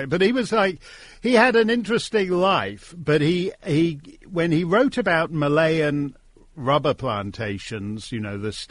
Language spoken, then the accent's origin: English; Connecticut, United States; I grew up in Connecticut and went to Dartmouth